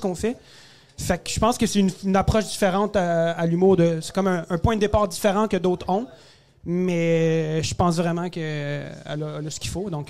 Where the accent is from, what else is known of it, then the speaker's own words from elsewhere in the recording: Quebec, Canada; né au Québec, d'origine euh, égyptienne.